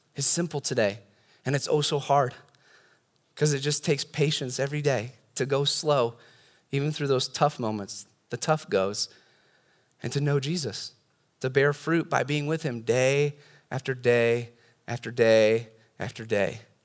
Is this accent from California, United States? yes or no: yes; California, United States; I've got a lot more experience being a Californian